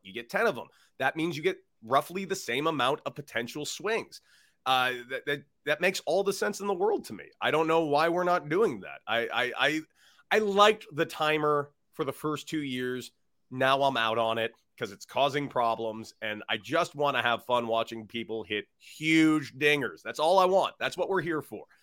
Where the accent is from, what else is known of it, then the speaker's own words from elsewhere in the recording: Santa Monica, California, United States; I'm from Santa Monica and literally went to high school across the street